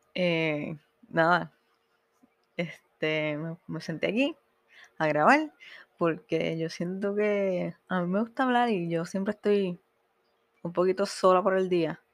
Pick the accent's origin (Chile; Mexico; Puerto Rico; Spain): Puerto Rico; moved away as an adult; now in Miami, United States; como puertorriqueños tenemos